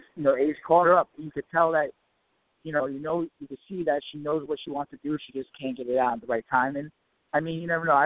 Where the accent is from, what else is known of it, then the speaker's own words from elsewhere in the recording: Ramsey, New Jersey, United States; now in Paterson, United States; I actually grew up in Ramsey. I live in Patterson right now